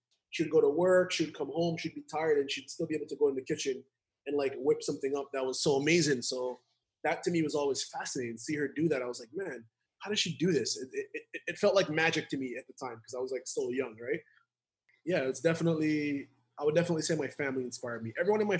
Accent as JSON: {"language": "English", "country": "Jamaica", "also_born_or_lived": "New York, United States", "said": "But it is Jamaican cuisine because I'm Jamaican and I grew up eating pizza while I lived in New York."}